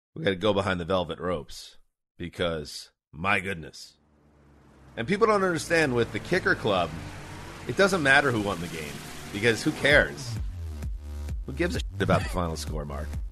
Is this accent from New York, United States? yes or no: yes; New York, United States; I grew up in New York.